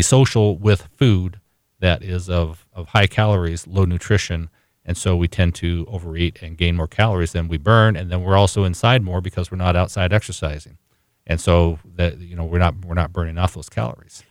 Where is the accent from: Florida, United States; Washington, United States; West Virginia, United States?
Washington, United States; I, I grew up in Washington State as well